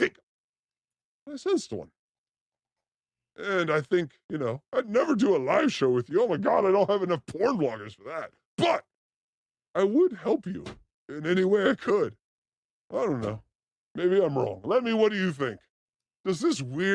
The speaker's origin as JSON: {"language": "English", "town": "Los Angeles", "region": "California", "country": "United States", "said": "I'm from Los Angeles"}